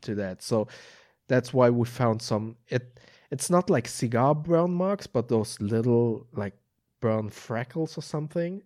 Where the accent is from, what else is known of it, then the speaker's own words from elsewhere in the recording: Germany; also born or lived in Oklahoma; although I was born and raised in Germany